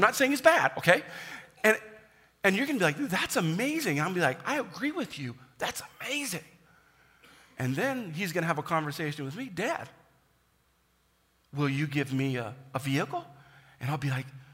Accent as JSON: {"language": "English", "country": "United States", "tie": "born or raised there", "also_born_or_lived": "Kansas / Indiana", "moved": "yes", "lives_now": "South Dakota, United States", "said": "I grew up in Kansas and Indiana"}